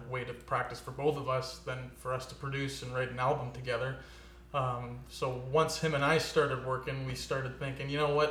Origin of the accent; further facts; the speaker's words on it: Port Perry, Ontario, Canada; moved away as an adult; also born or lived in Guelph; now in Peterborough, Canada; I grew up originally in Port Perry, so not too far from here